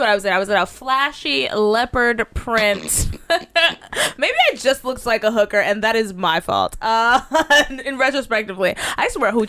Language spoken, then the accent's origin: English; Dallas, Texas, United States; I'm a bird from Dallas